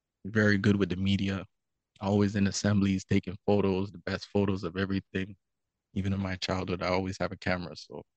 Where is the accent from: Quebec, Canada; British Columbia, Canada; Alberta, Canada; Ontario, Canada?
Ontario, Canada; Toronto; I'm from Scarborough, so in the East End, Greenbrae to be exact. So growing up there, it's a little different